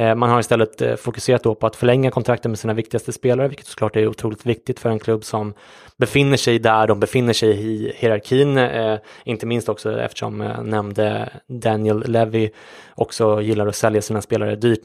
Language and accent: Swedish; Sweden; som svensk